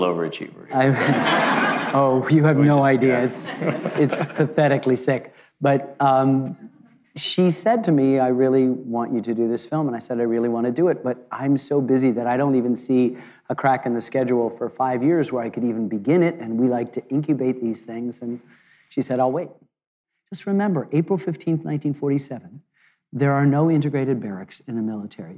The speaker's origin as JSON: {"language": "English", "country": "United States", "said": "I'm an American"}